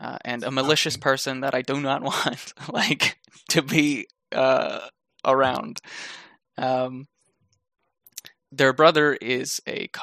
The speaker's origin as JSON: {"language": "English", "region": "New Brunswick", "country": "Canada", "tie": "born or raised there", "said": "I born and raised in New Brunswick, Canada"}